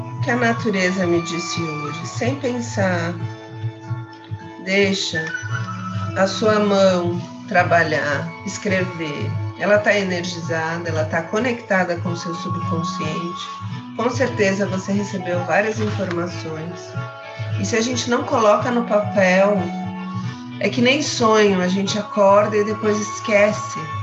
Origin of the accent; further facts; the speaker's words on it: Santos, São Paulo, Brazil; moved away; Ontem foi aniversário de Santos, parabéns minha cidade natal, minha cidade querida